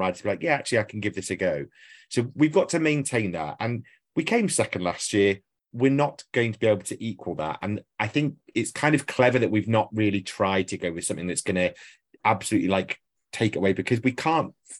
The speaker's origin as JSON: {"language": "English", "country": "United Kingdom", "said": "I'm British"}